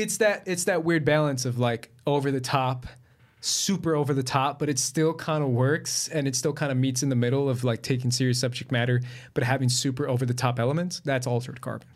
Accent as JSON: {"language": "English", "country": "Colombia", "said": "I'm from Colombia, so I've dealt with La Guerrilla."}